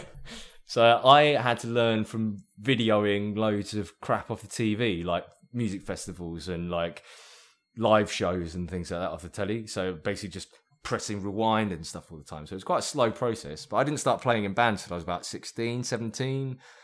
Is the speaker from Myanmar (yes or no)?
yes; Myanmar; moved away; also born or lived in Brighton; I'm from Burma